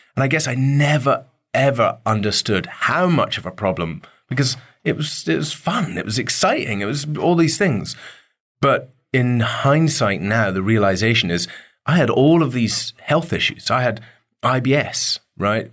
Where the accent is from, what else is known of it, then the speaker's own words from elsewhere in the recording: Dervaig, Scotland, United Kingdom; growing up on the Isle of Mull was, you know, it was pretty wild up there